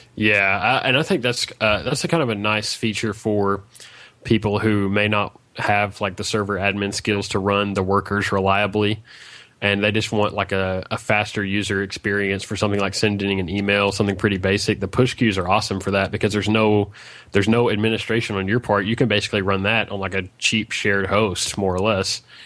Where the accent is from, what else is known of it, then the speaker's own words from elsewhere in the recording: Arkansas, United States; I'm from Arkansas, United States